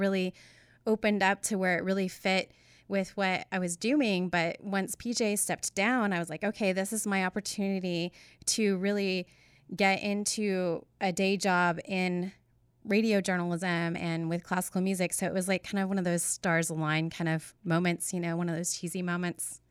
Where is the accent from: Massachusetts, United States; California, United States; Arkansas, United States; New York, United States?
Arkansas, United States; Northwest; growing up in Northwest Arkansas